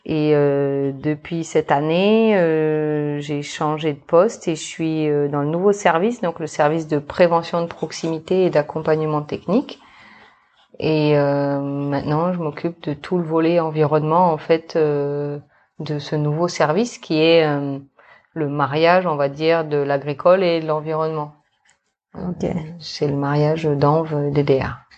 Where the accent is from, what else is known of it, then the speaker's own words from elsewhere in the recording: New Caledonia; also born or lived in Australia; je suis née en Australie, mm-hmm. donc euh, il y a de cela maintenant 34 ans, d'un papa australien et d'une maman métro. Et euh, après euh, quelques années euh, passées en Australie, eh ben, on est venu s'installer en Nouvelle-Calédonie, donc euh, en 1990.